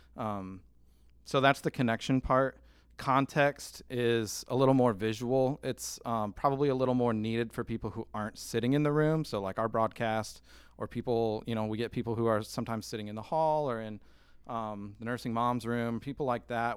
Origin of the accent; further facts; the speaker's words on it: Michigan, United States; moved away; I'm from Michigan